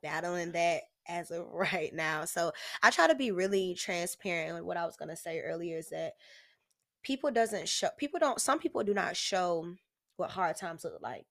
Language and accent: English; Jacksonville, Florida, United States; also born or lived in Oakland, California; I grew up on San Pablo